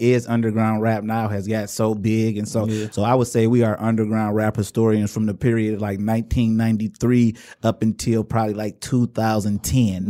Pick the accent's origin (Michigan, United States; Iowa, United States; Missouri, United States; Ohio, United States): Michigan, United States; Inkster; also born or lived in Romulus, Michigan; I'm from Inkster, but really I rep the whole area because I spent a lot of time in Romulus